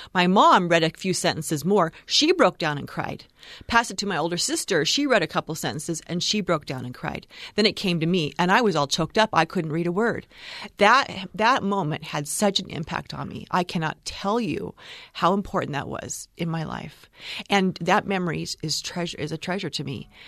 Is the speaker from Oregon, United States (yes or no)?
yes; Oregon, United States; moved away; I'm from Oregon